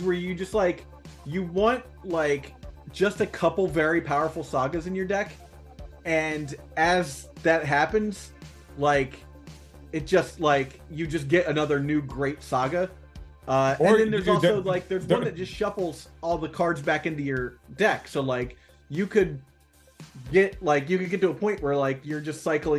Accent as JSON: {"language": "English", "region": "Ohio", "country": "United States", "tie": "born or raised there", "also_born_or_lived": "New Jersey / North Carolina / New York", "said": "So look, I'm a person of the world, let's say. I grew up in Ohio. I lived in South Jersey. I lived in North Carolina. I lived in New York."}